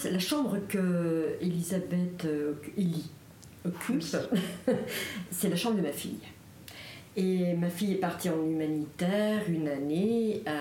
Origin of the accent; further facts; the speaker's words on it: Alsace, Grand Est, France; je suis moi aussi alsacienne d'origine